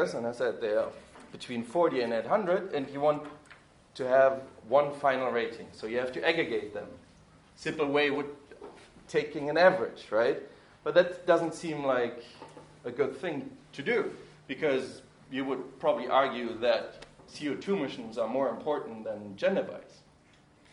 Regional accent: Germany; moved away as an adult; I grew up in Germany until I was 18, and then I have lived abroad

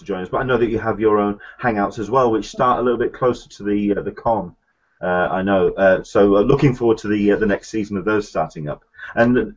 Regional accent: England, United Kingdom; now in San Diego, United States; I am an Englishman in San Diego

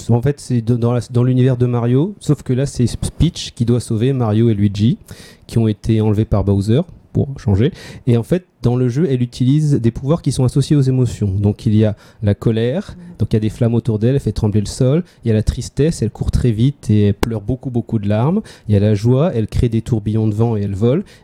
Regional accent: Réunion, France; réunionnais, pas chinois.

